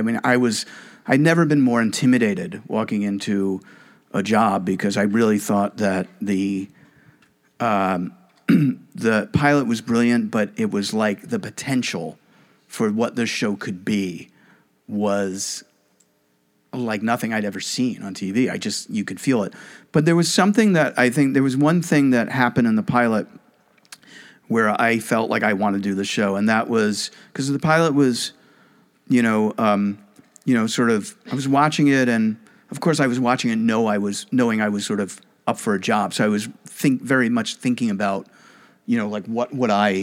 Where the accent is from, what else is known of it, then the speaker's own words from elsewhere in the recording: New York City, New York, United States; I'm from Brooklyn, not from a small town